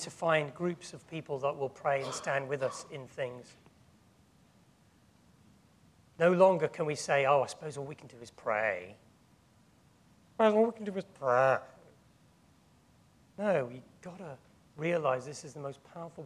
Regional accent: England, United Kingdom; we are tempted as English people

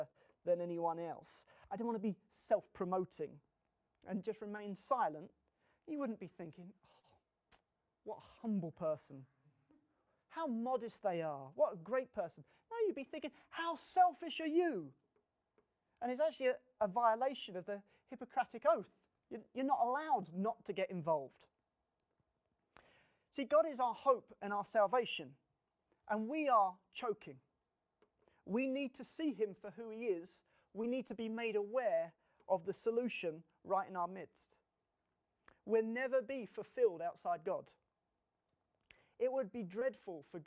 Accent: England, United Kingdom; us as English people

